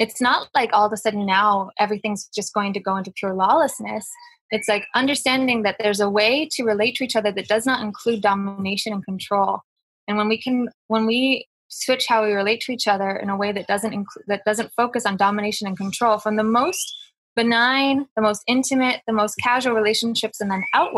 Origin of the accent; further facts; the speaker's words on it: United States; moved away; I'm from the United States